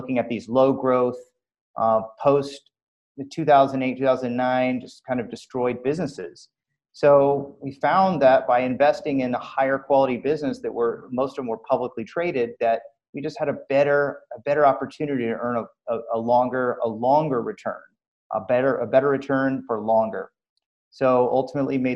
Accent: Southern California, United States; I'm from Southern California

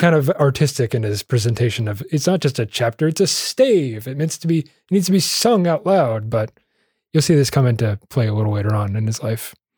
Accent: United States; I'm an American

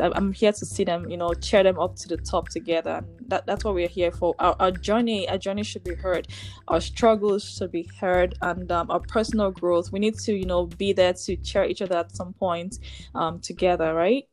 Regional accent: Nigeria; moved away as an adult; now in Ontario, Canada; coming into Canada as an immigrant, you know, um, from Nigeria, from Ni- I'm from Nigeria

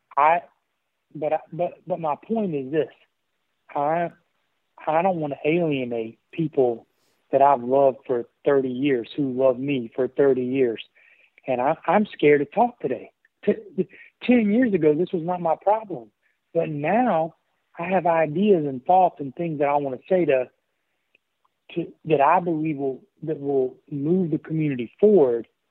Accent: the Appalachians, Western Virginia, United States; I grew up in Virginia, but uh, uh, Western Virginia, the Appalachians.

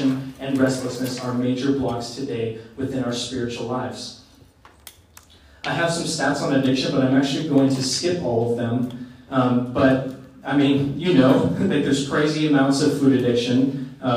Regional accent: Oregon, United States; I grew up in Oregon

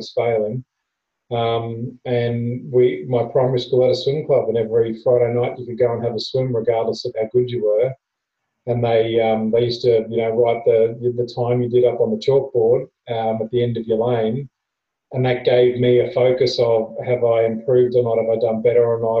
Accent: Queensland, Australia; I grew up in Queensland

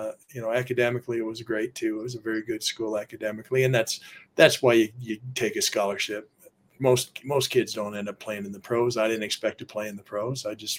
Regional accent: Minnesota, United States; also born or lived in Seattle, United States; The family was originally from Minnesota. I had one brother born in Maryland. I was born in Seattle.

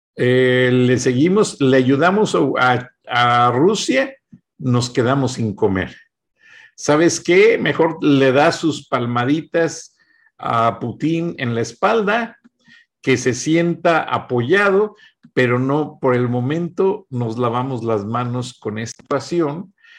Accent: Mexico; nosotros como mexicanos

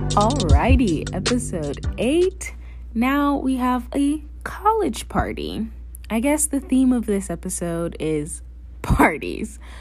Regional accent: North Carolina, United States; I am from North Carolina. I literally live twenty minutes outside of Duke

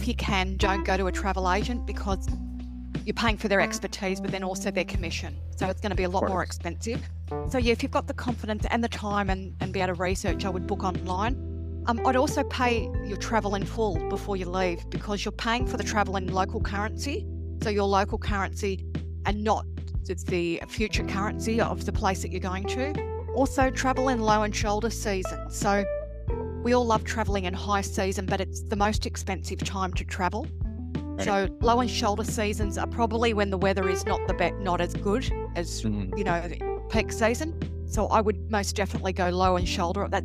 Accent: Australia; as an Australian

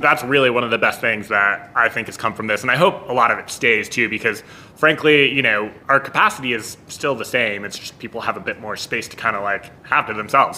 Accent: Denver, Colorado, United States; now in Albuquerque, United States; growing up in Denver

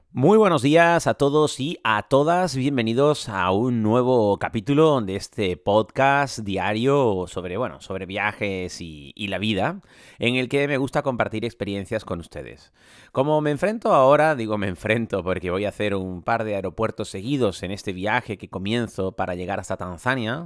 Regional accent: Canary Islands, Spain; como canario

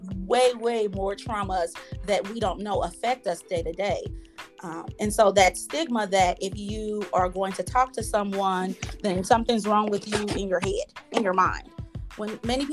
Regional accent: Kansas City, United States; I am from Kansas City, born and raised here

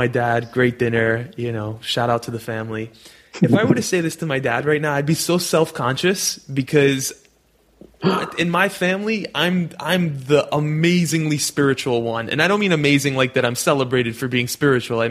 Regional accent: New York City, New York, United States; I'm born and raised in New York City where there's taxi cabs and rats in the subway.

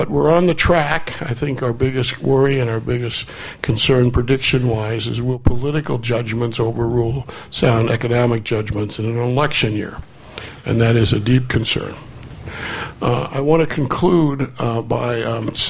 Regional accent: United States; being American

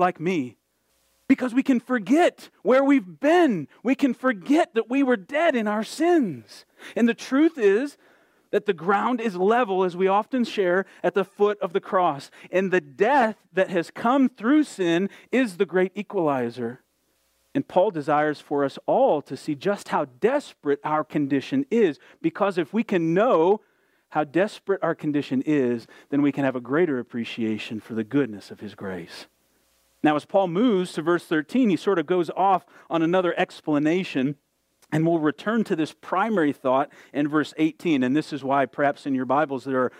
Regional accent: Southwest Michigan, United States; When I was a kid growing up in Southwest Michigan, we lived in a small town

